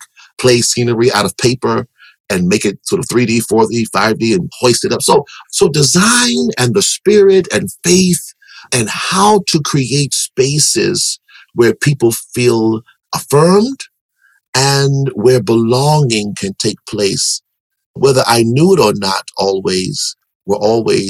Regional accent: Washington, District of Columbia, United States; growing up in Washington, D.C.

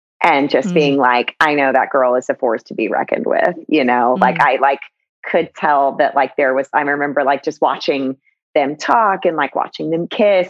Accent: the South, United States; Growing up in the South, I definitely, it was like around, you know, it's like football and The Bachelor is like religion in that area of the country

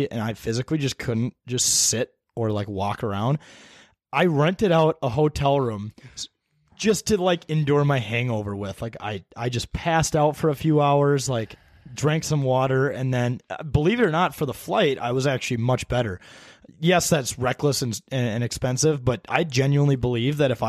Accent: Minnesota, United States; we said we're from Minnesota.

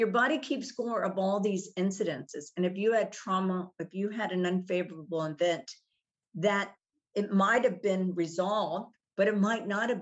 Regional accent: Texas, United States; I grew up in Texas. We had a farm.

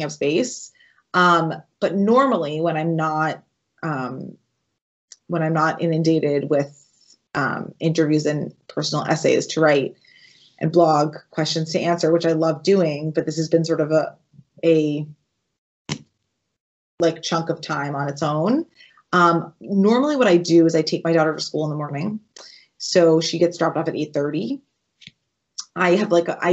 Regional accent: New England, United States; I grew up in New England

